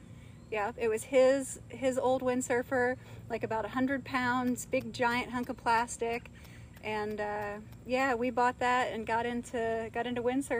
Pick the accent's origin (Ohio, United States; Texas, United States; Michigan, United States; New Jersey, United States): Ohio, United States; Kenwood; I'm from Kenwood, the low rent part